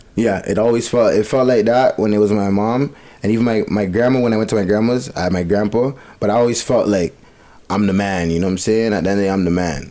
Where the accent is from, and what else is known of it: Bowmanville, Ontario, Canada; born or raised there; also born or lived in Etobicoke / Malton